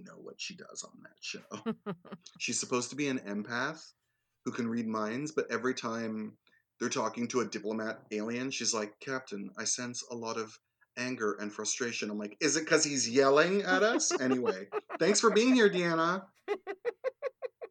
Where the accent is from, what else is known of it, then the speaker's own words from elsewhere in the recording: Canada; us Greek Canadians